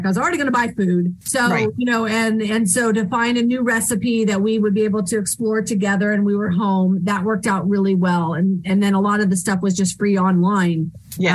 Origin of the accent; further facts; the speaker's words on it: California, United States; now in Tennessee, United States; especially because I came from California. And when you live in California, it's great, but everything is so far away. It takes so long to get out of the state, to go north or south. So now that I live in Tennessee